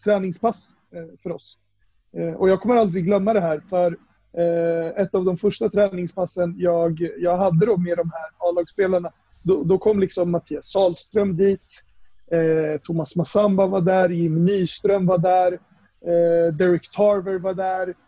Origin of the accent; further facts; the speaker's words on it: Upplands Väsby, Stockholm County, Sweden; jag är uppvuxen här i Upplands Väsby